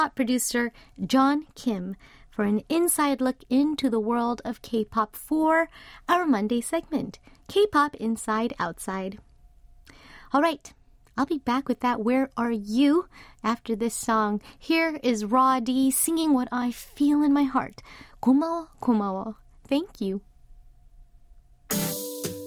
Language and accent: English; Los Angeles, California, United States; now in South Korea; Went back home to my hometown of Los Angeles after, gosh, 3, almost 4 years